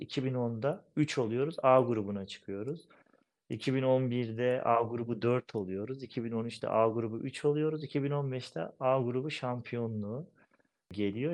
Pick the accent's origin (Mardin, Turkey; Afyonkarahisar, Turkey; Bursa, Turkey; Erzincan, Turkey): Erzincan, Turkey; Pınarönü village; moved away as an adult; also born or lived in Istanbul, Küçükçekmece / Erzurum; now in Ankara, Turkey; İstanbul Küçükçekmece doğumluyum. Şu an 34 yaşındayım. Ankara'da yaşıyorum. Yani hayatım bölümünü Erzincan Pınarönü köyünde geçirdim.